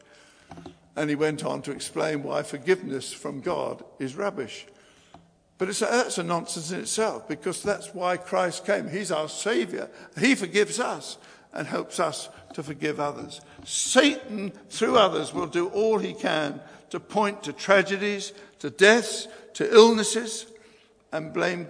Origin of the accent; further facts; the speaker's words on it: England, United Kingdom; us as English people